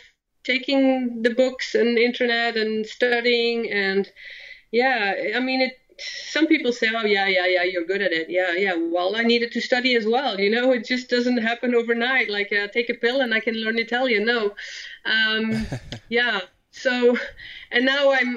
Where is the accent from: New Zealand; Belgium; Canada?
Belgium; first language Dutch and French; English is a second language; moved away as an adult; I was born and raised in Belgium